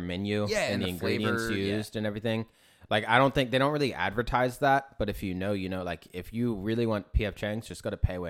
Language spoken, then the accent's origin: English; Glendale, Arizona, United States; moved away; I grew up in Westside Phoenix in Glendale, over by like where the arenas are.